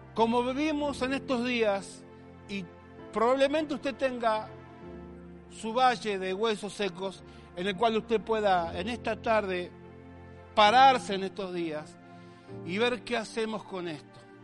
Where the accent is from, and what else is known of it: Argentina